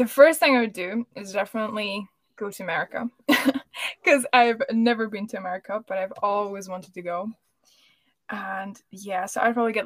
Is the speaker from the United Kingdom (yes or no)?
yes; Scotland, United Kingdom; also born or lived in Hungary; I'm actually Hungarian, but I grew up in Scotland. We moved here when I was 5